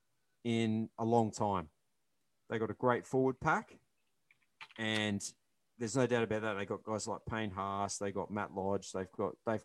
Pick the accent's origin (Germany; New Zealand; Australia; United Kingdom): Australia; Queensland; As a Queenslander living in the heart of Bronco territory